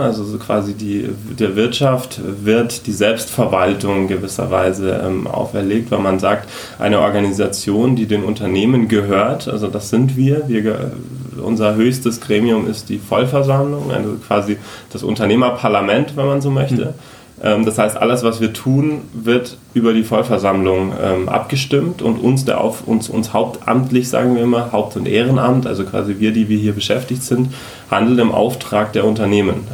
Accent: Munich, Bavaria, Germany; also born or lived in Frankfurt; seit Anfang des Jahres wieder in meiner Heimat hier in äh, Oberbayern, äh, im schönen München bin

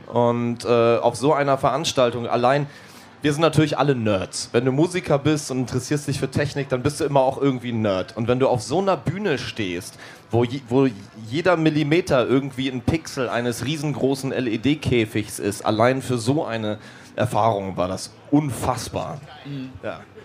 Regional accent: Hamburg, Germany; wir kommen aus Hamburg

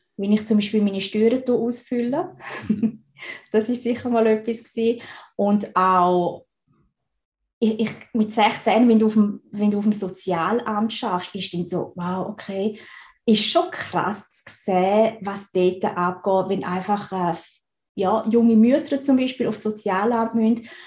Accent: Switzerland; ich bin in der Schweiz geboren und aufgewachsen

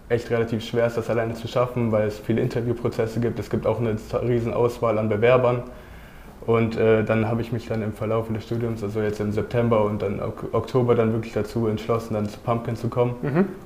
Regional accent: Cologne, North Rhine-Westphalia, Germany; ich komme aus Köln, ich, hab da, ich, hab da, ich bin da zur Schule gegangen.

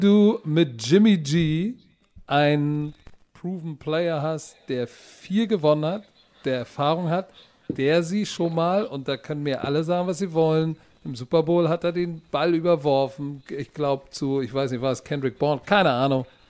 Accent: Germany; Deutschland ist meine Heimat. Ich bin Deutscher durch und durch

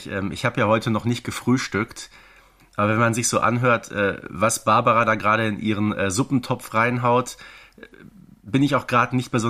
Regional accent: Herten, North Rhine-Westphalia, Germany; also born or lived in Wanne-Eickel; ich bin nicht in meiner Heimatstadt Herten zur äh, Schule gegangen, sondern äh, in Wanne-Eickel, was so einige Kilometer äh, entfernt war.

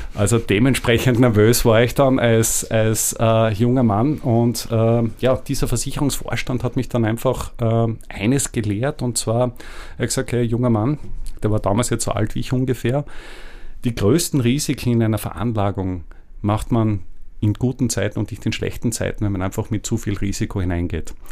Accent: Austria; als Österreicher

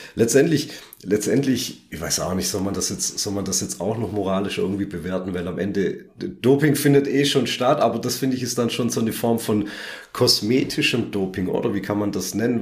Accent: Southern Germany, Germany; wir hier aus dem süddeutschen Raum

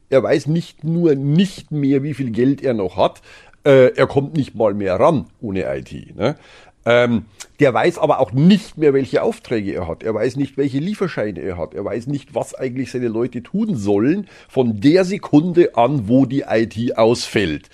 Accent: Germany; bei uns in Deutschland

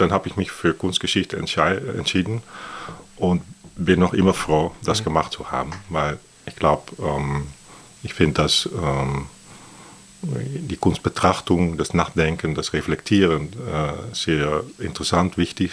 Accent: Netherlands; German is a second language; also born or lived in Athens, Greece; now in Berlin, Germany; ich bin Holländer

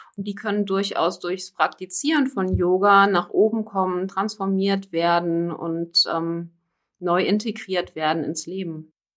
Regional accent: Koblenz, Rhineland-Palatinate, Germany; ich komme hier aus dem Raum Koblenz. Aus Koblenz auch nie wirklich dann weggekommen.

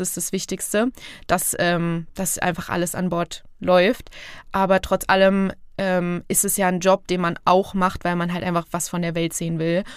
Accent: Fulda, Hesse, Germany; moved away as an adult; ich komme aus Fulda bzw. Petersberg, was mittlerweile aber irgendwie, es ist meine Heimat

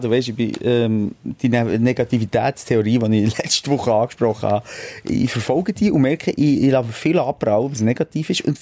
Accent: Bern, Switzerland; Ein Meeting, gewesen, wo wir als Berner auf Zürich fahren

